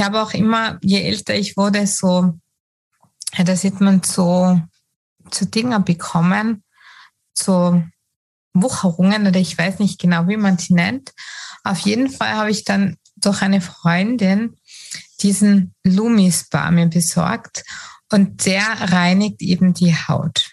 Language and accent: German; Tyrol, Austria; bei uns in Tirol, Österreich